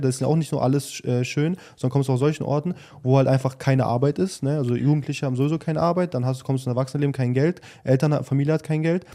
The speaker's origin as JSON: {"language": "German", "country": "Germany", "tie": "born or raised there", "said": "wir sind halt irgendwo auch in Deutschland aufgewachsen"}